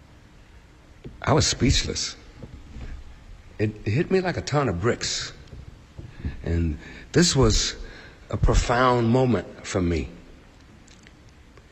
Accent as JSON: {"language": "English", "town": "Chicago", "region": "Illinois", "country": "United States", "tie": "born or raised there", "said": "My dear parents, Winnie and Wayman, who came from Georgia, had been faced with rampant racism during their lifetimes and growing up in Chicago. I had a taste of it"}